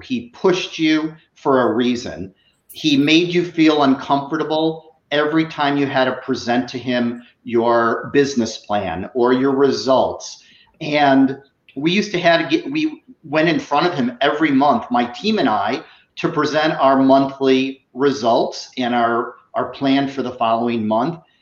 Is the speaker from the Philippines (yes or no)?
no; Chicago, Illinois, United States; moved away as an adult; also born or lived in Iowa; now in South Florida, United States; I'm originally from Chicago.